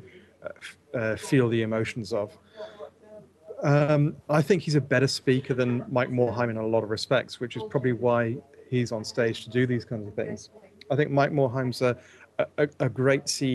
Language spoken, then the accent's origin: English; England, United Kingdom; as an English person